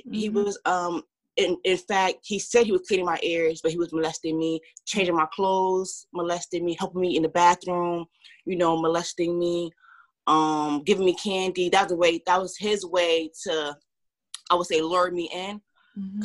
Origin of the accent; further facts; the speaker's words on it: Orange, New Jersey, United States; also born or lived in Cincinnati; now in West Orange, United States; I was born and raised in Orange, New Jersey, and I moved to West Orange, New Jersey in um, high school